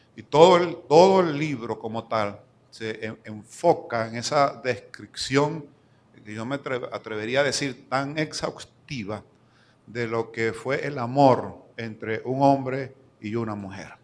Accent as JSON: {"language": "Spanish", "region": "Lara", "country": "Venezuela", "tie": "born or raised there", "also_born_or_lived": "Venezuelan Andes (born) / Maracaibo, Zulia", "moved": "yes", "lives_now": "San Cristóbal, Venezuela", "said": "larense de crianza, o sea, me considero guaro pelado, criado en Lara"}